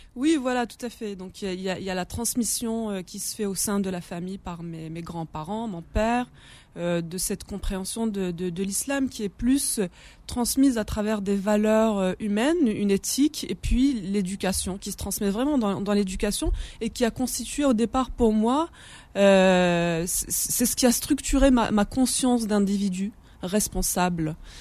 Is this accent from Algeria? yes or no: yes; Kabylie, Algeria; first language Kabyle; French is a second language; moved away; also born or lived in Paris; je suis né à Paris et puis euh, je suis partie, euh, je suis repartie avec mes, mes parents très très jeunes euh, en Kabylie. Donc j'ai grandi en Kabylie